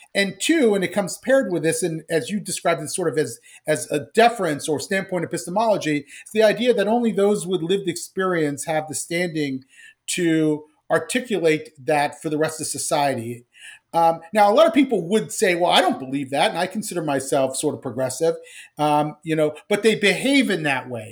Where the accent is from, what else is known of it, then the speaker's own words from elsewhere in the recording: Columbus, Ohio, United States; I grew up in Columbus, Ohio to, in, in, uh, immigrant family